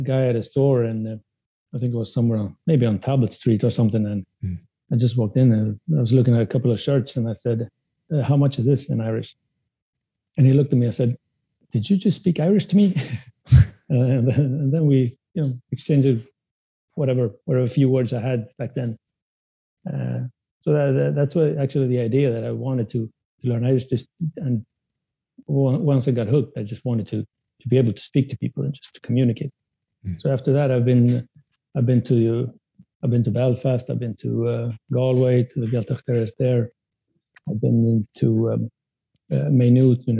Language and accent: English; Sweden; first language Spanish; English is a second language; my first language was Spanish, but I came to Sweden when I was just a child